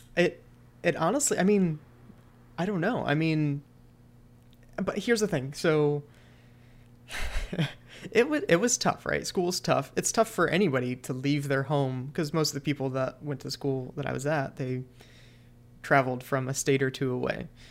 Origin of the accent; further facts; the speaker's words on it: Cleveland, Ohio, United States; moved away as an adult; also born or lived in Pittsburgh; I'm from Cleveland